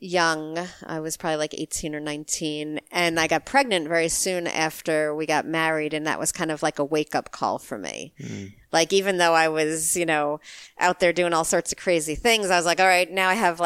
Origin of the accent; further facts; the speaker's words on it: New York, United States; I grew up in New York